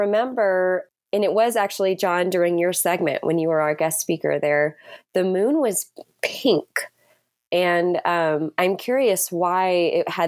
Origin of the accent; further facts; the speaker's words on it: Houston, Texas, United States; growing up in Houston